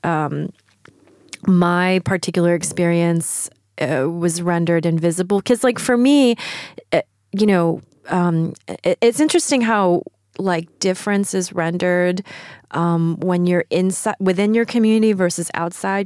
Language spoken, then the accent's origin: English; New York, United States; also born or lived in Shanghai, China; I was born in Shanghai and I moved to New York when I was five years old